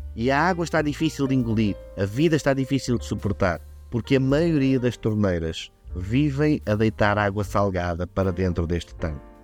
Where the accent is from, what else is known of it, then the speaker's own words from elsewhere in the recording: Vila Real, Norte, Portugal; eu sou de Vila Real